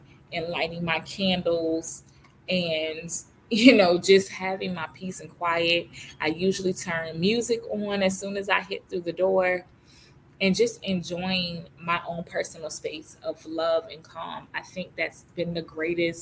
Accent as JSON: {"language": "English", "region": "Virginia", "country": "United States", "tie": "born or raised there", "also_born_or_lived": "Philadelphia, Pennsylvania", "moved": "as an adult", "lives_now": "North Carolina, United States", "said": "moved to North Carolina from Virginia, which I've lived my whole entire life, except for 5 years. I was born in Philadelphia, Pennsylvania. I was adopted at 9 months and then moved to Virginia at age of 5-ish."}